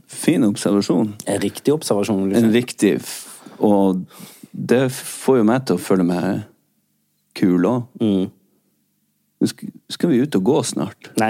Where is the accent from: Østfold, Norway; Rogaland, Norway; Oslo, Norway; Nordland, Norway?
Rogaland, Norway; jeg er en rogalending.